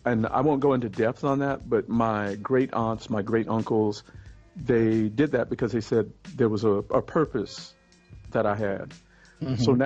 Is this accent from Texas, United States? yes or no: yes; Texas, United States; born there; Okay, I was born in Texas, but I had a really nomadic existence growing